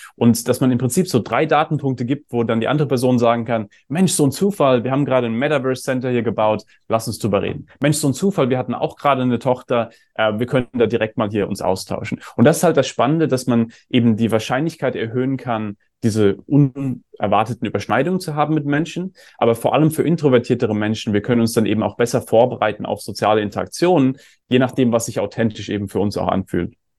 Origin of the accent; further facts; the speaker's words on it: Germany; ich bin ja auch in Deutschland aufgewachsen